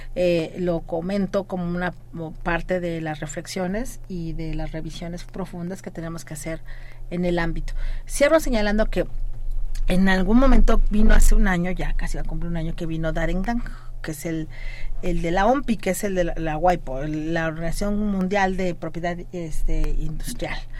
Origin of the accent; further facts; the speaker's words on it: Mexico; como mexicanos y mexicanas